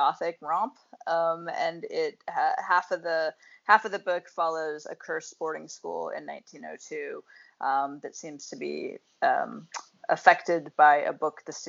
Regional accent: Montana, United States; I'm from Montana

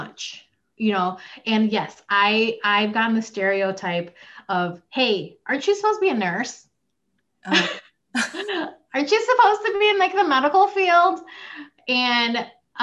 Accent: Chicago, Illinois, United States; born or raised there; also born or lived in Philippines / Plainfield, Illinois

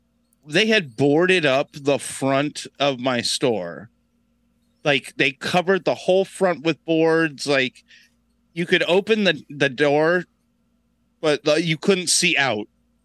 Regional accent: Brevard County, Space Coast, Florida, United States; I grew up in Brevard, like on the Space Coast.

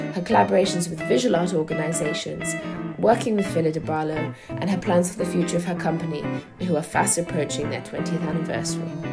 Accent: United Kingdom; moved away as an adult; now in Berlin, Germany; I'm a British born dance writer and critic, and I've been based in Berlin, Germany since 2018

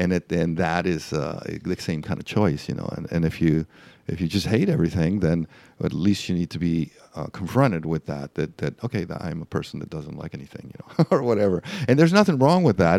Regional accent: Mexico; first language Spanish; English is a second language; moved away as an adult; also born or lived in El Paso, Texas / Los Angeles; now in Florida, United States; I was raised in Mexico my first twenty years, so I'm, I, Spanish is my first language

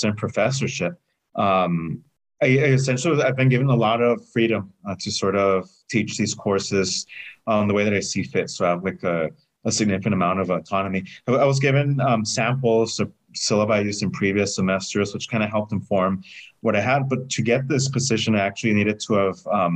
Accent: United States; calling ourselves Americans here in the US

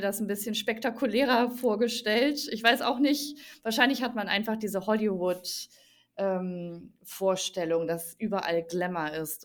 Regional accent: Germany; bei uns in Deutschland

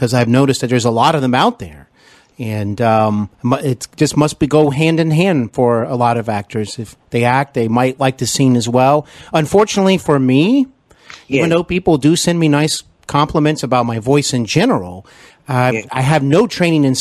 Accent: Cincinnati, Ohio, United States; also born or lived in Los Angeles; I'm here in actually Cincinnati, Ohio, my hometown at the moment. But I used to live in Los Angeles and work and study out there.

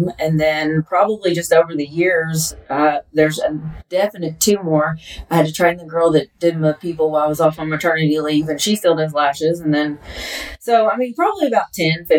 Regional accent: Lexington, Kentucky, United States; I'm originally from Lexington, Kentucky

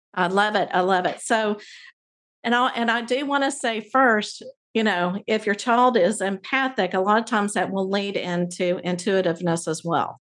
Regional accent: Abilene, Texas, United States; I grew up in Abilene where there's three different Christian colleges

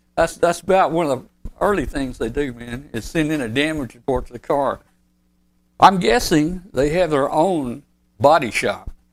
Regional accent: Arkansas, United States; Arkansas is my home state.

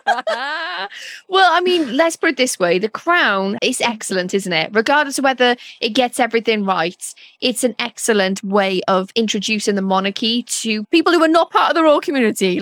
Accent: Wales, United Kingdom; moved away; as a Welsh person

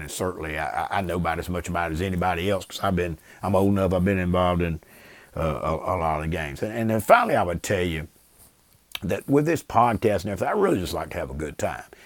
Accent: Brewton, Alabama, United States; growing up in Bruton to playing football at T R Miller in the seventies

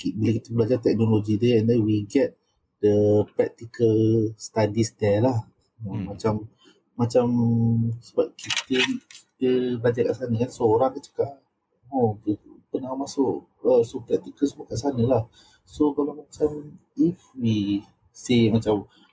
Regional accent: Seremban, Negeri Sembilan, Malaysia; aku daripada Seremban

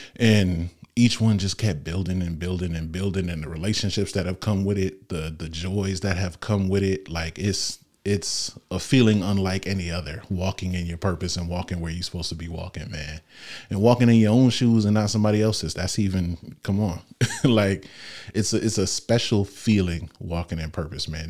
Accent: Norwalk, United States; I was born in Norwalk Hospital.

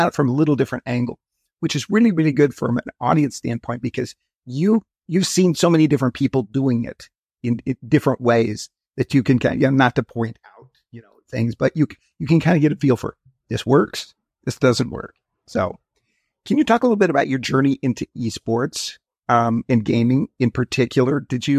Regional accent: Wyoming, United States; I grew up in Wyoming and went to University of Wyoming in Laramie.

